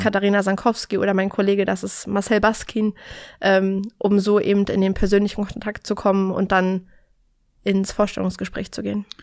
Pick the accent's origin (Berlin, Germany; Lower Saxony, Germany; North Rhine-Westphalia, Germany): Berlin, Germany; bin in Berlin geboren und in Berlin bis heute geblieben